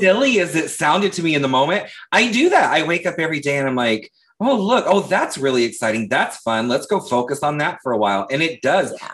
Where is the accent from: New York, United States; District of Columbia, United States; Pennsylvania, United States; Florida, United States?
Florida, United States; Leesburg; I'm from Leesburg, Florida, which is like 45 minutes north of Orlando